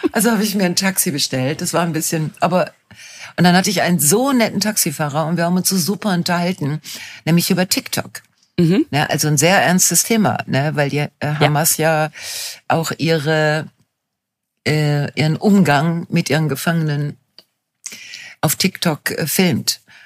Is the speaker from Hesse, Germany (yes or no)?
no; Ruhr area, North Rhine-Westphalia, Germany; meine Heimatregion